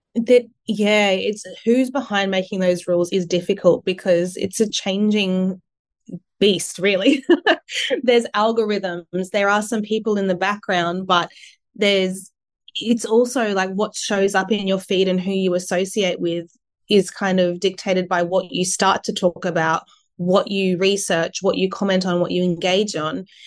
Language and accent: English; Sunshine Coast, Queensland, Australia; also born or lived in Adelaide; I was born in Adelaide, and I moved to the Sunshine Coast when I was only, you know, three years old, I think. And I did all my schooling on the coast